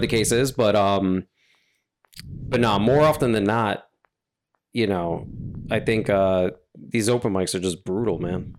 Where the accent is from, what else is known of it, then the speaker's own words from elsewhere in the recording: New York, United States; I'm from New York, I'm from, I'm born and raised in New York